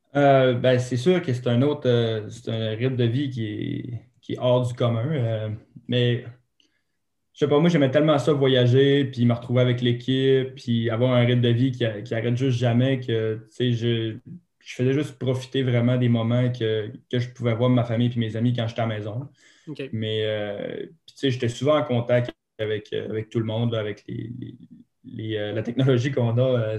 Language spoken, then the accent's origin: French; Saguenay, Quebec, Canada; Moi, je viens du Saguenay, au Mont-Bélu.